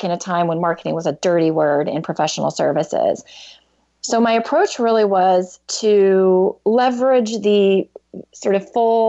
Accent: Texas, United States; moved away as an adult; also born or lived in New York City; I grew up in Texas

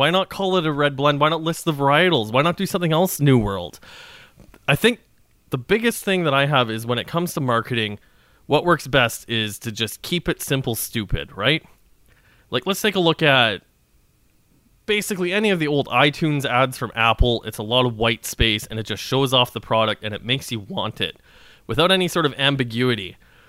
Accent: Saskatchewan, Canada; But I'm from Saskatchewan. I eat a lot of pierogies.

